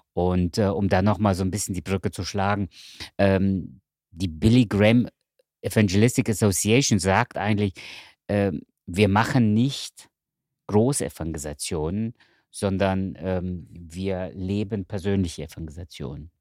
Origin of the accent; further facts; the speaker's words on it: Cologne, North Rhine-Westphalia, Germany; ich wohne in Köln mhm. und ich bin Kölner